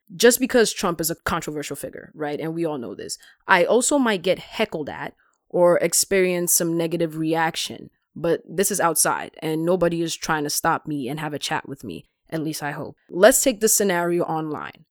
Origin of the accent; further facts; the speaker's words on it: Ghana; moved away; I'm a Ghanaian born immigrant